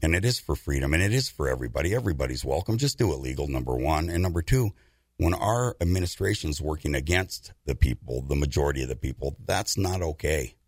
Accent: United States; I'm an American

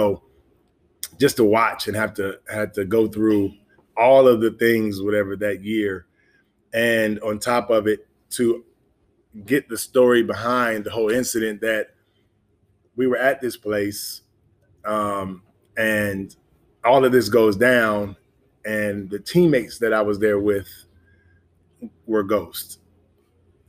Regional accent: Memphis, Tennessee, United States; I'm from Memphis. So grew up in Memphis

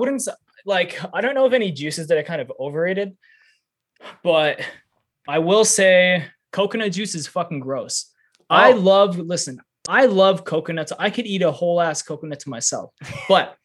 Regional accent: Canada; I'm Canadian

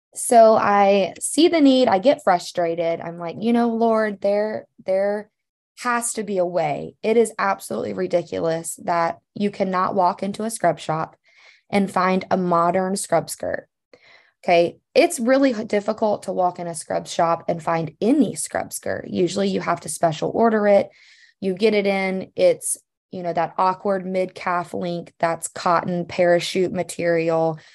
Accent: Louisiana, United States; moved away as an adult; now in Missouri, United States; growing up in Louisiana

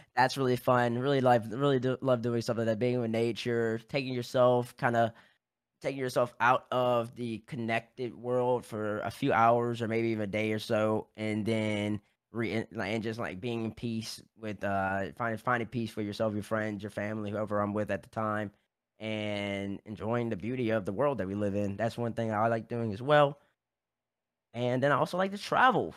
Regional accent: Baton Rouge, Louisiana, United States; moved away as an adult; I'm from Baton Rouge, Louisiana

